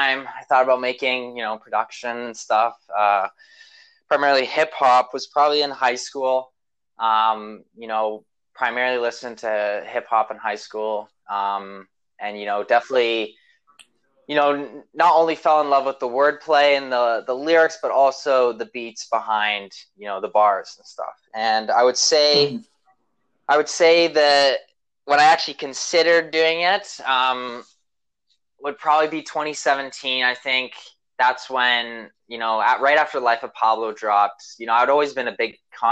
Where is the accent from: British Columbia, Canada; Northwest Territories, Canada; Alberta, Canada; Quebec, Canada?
British Columbia, Canada; Vancouver; I'm from Vancouver, Canada